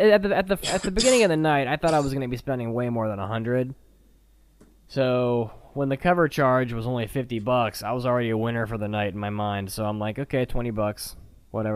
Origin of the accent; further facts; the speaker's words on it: United States; I'm an American guy